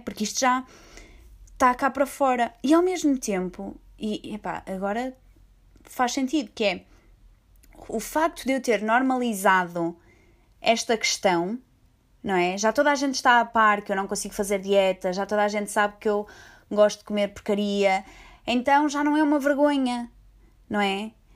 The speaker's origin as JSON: {"language": "Portuguese", "country": "Portugal", "said": "eu sou portuguesa"}